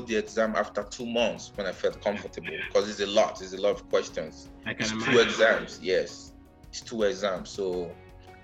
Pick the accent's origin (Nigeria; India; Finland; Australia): Nigeria; moved away as an adult; now in Las Vegas, United States; "Where are you from?" I was like, "Nigeria."